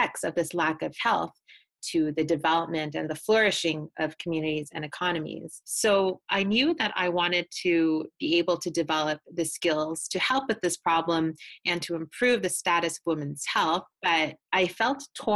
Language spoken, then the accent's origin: English; Canada; my home country of Canada